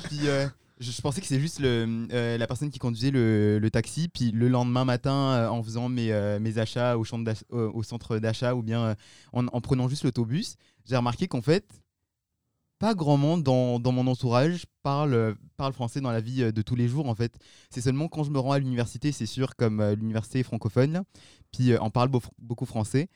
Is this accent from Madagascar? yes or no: yes; Madagascar; moved away as an adult; now in Moncton, Canada; je suis originaire de Madagascar